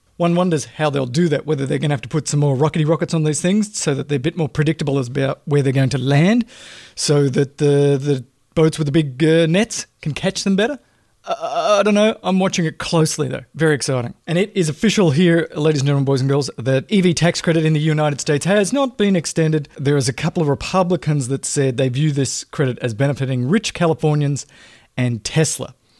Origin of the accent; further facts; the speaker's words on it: Australia; moved away; I'm an Australian, right? Grew up in a socialist country.